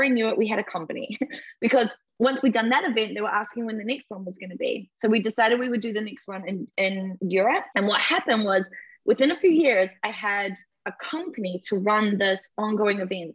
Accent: New Zealand; moved away as an adult; now in United Kingdom; Growing up in New Zealand, this beautiful paradise surrounded by nature

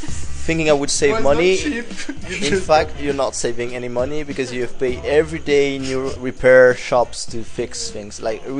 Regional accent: Switzerland; from Switzerland.

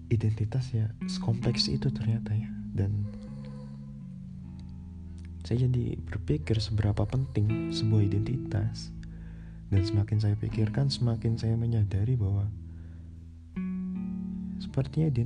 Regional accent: Jakarta, Indonesia; born there; saya ini lahir di Jakarta tapi saya tidak terlalu mengetahui dan mendalami adat budaya tradisi orang Betawi.

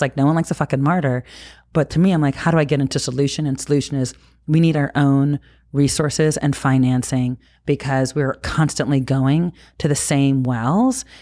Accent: New Jersey, United States; as a kid growing up in New Jersey

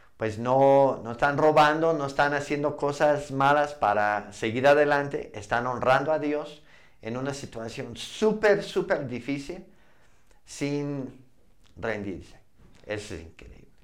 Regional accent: Montana, United States; Spanish is a second language; moved away as an adult; also born or lived in Arizona; now in Mexico; a Montana, mi tierra

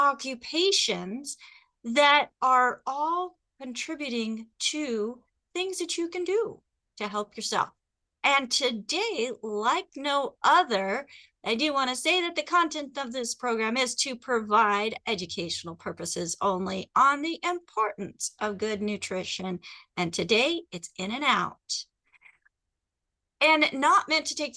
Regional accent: Phoenix, Arizona, United States; moved away; also born or lived in Pacific Northwest; I'm actually from Phoenix.

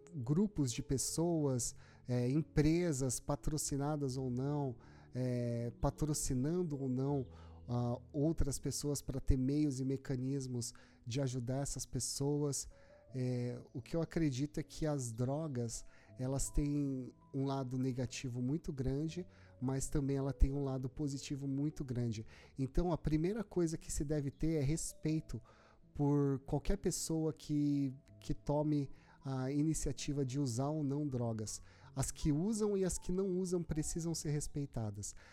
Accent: Brazil; Eu nasci no Brasil

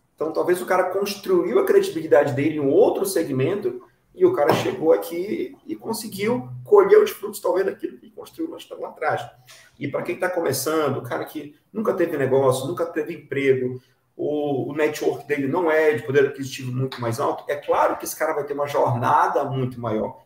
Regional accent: Breves, Pará, Brazil; now in Belém, Brazil; eu sou do interior do estado, sou de Breves, a 12 horas de navio daqui.

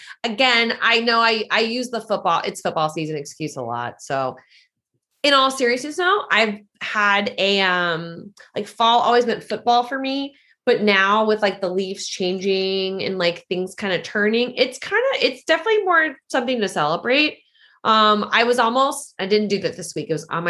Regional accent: New Orleans, Louisiana, United States; I was like, yeah, I'm from New Orleans. And PA was like, did you grow up a Saints fan? And I was like, I did. I mean, it's where I'm from.

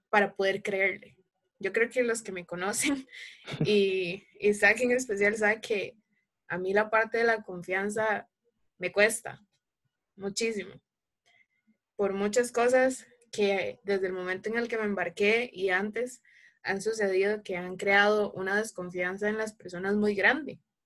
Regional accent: Alajuela, Costa Rica; soy de Alajuela, Costa Rica

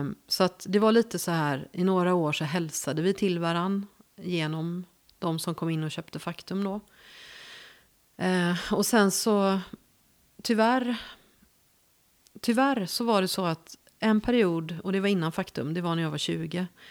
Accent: Gothenburg, Västra Götaland, Sweden; accent: West Coast; moved away as an adult; also born or lived in Värmland; jag är född i Göteborg. Mm. Det hör man ju

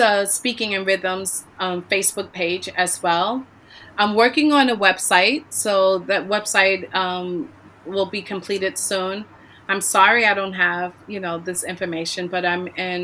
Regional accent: New York, United States; moved away; settled in my hometown, you know, New York

